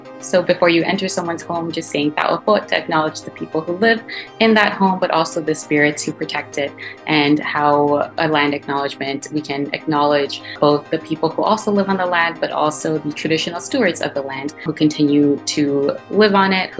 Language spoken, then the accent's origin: English; Markham, Ontario, Canada; also born or lived in Malolos, Bulacan, Philippines / Scarborough, Ontario; now in Toronto, Canada; I was born in Malolos, Bulacan. I grew up around Markham, Ontario, and then now I'm currently living in Toronto